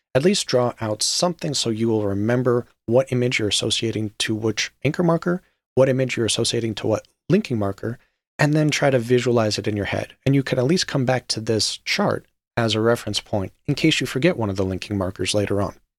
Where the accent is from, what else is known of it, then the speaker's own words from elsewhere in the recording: Las Vegas, Nevada, United States; I am a U S citizen and I was raised in Las Vegas for a large portion of my life